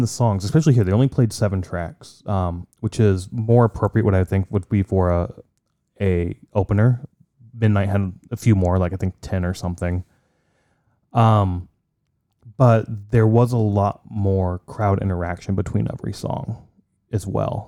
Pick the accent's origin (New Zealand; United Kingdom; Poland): Poland; now in United States; I'm from Poland. I have great pride for my, where, my heritage